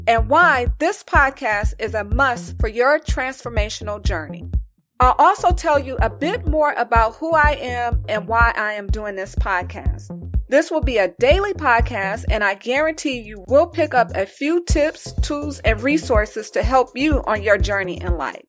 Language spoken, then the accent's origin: English; Los Angeles, California, United States; moved away as an adult; also born or lived in Las Vegas / New York / New Jersey; I was born and raised in Los Angeles